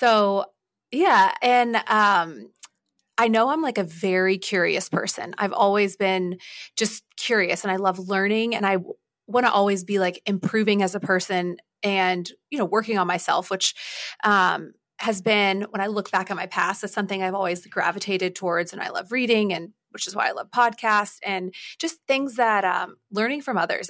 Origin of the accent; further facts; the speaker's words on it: Atlanta, Georgia, United States; I was born in Atlanta, Georgia